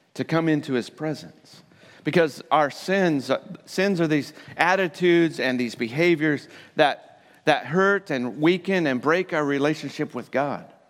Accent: Colorado, United States; I'm from Colorado

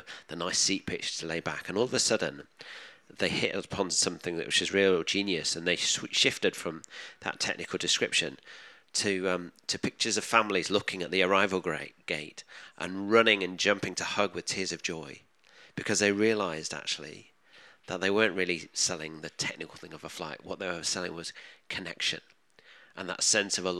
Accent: England, United Kingdom; our identity as English people

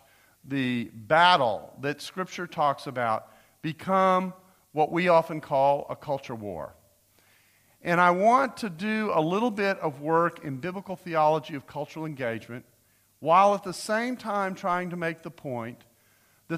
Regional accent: United States; as an American

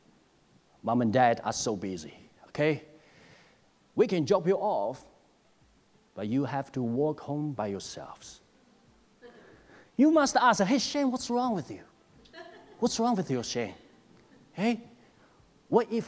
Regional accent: China; moved away; As I grew up in China

